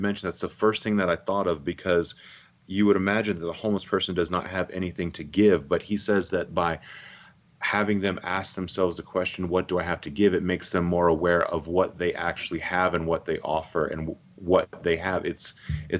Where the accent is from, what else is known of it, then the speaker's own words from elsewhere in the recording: St. Augustine, Florida, United States; I grew up in St. Augustine, Florida, which is one of the older cities just in the U.S.